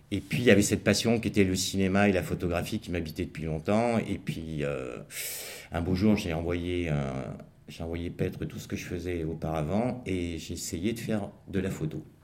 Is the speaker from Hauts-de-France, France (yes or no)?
no; Paris, Île-de-France, France; Ah, je suis parisien, excusez-moi.